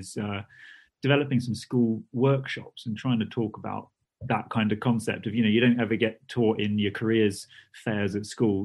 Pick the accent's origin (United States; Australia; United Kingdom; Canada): United Kingdom; being British